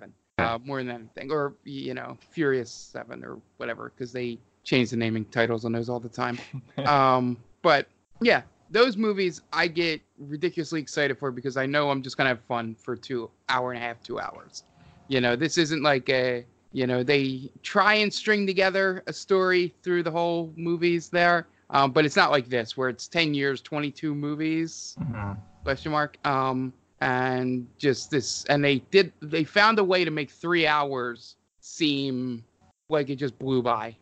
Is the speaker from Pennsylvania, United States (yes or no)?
yes; Philadelphia, Pennsylvania, United States; being a Philadelphian